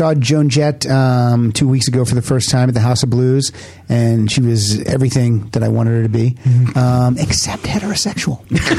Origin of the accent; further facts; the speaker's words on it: western Pennsylvania, United States; moved away; Oh, yeah. Yeah, I'm from Pennsylvania, small town PA, western PA.